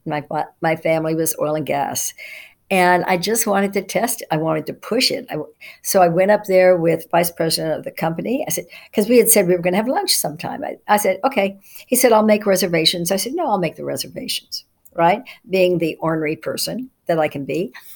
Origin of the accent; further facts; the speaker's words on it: Dallas, Texas, United States; when I was growing up in Dallas, Texas, I was born in 1950